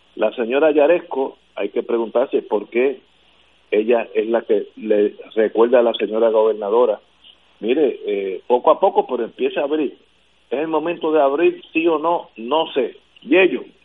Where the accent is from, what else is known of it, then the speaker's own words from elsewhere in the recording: San Juan, Puerto Rico; yo como soy viejo sanjuanero